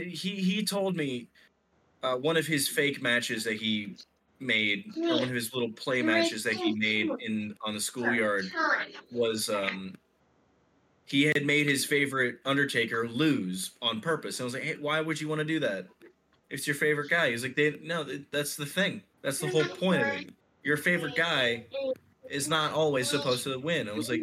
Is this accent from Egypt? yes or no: yes; Egypt; English is a second language; there was a lot of WWE presence where I was growing up in Egypt.